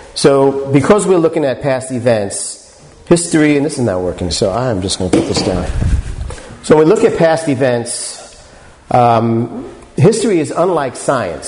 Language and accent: English; New York City, New York, United States; I'm born and raised in New York City